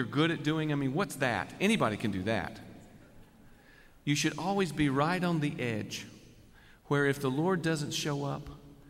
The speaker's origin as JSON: {"language": "English", "town": "Nashville", "region": "Tennessee", "country": "United States", "tie": "born or raised there", "said": "I grew up in Nashville"}